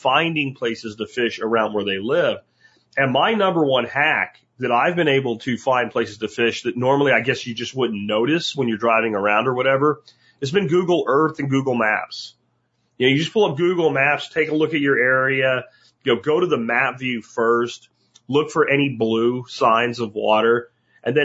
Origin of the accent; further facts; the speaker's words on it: Jacksonville, Florida, United States; also born or lived in Pennsylvania; now in Texas, United States; I grew up in Jacksonville, Florida as a kid before the internet.